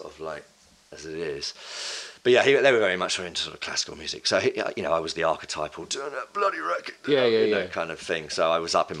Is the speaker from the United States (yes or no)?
no; Bishop's Stortford, East of England, United Kingdom; also born or lived in Basildon; I was born in the north, actually, because my dad's from Newcastle, but I grew up in Bishop Stortford